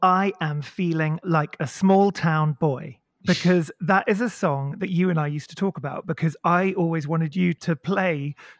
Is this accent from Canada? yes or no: no; Maidenhead, South East England, United Kingdom; So I grew up in Maidenhead in Berkshire, which was a very conservative small town.